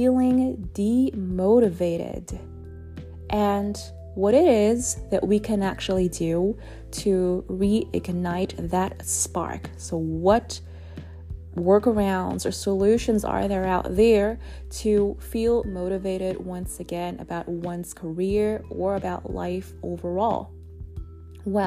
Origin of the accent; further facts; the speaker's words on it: Germany; now in Netherlands; I was raised in Germany